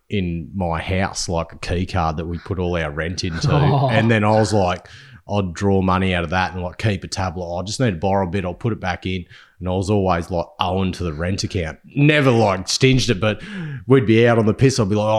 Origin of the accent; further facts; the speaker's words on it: Inverell, New South Wales, Australia; which was like actually 1.5 hours from my hometown, Inverell, cold as fuck